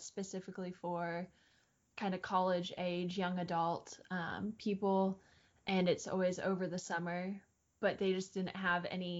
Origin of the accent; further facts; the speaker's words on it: Indiana, United States; I was from Indiana